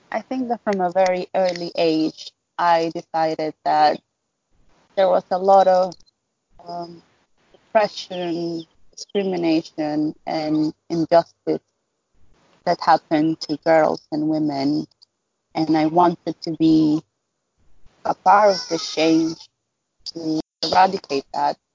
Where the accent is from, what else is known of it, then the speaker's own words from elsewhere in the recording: Dominican Republic; I am a writer, I am a campaigner, and I am a researcher from the Dominican Republic.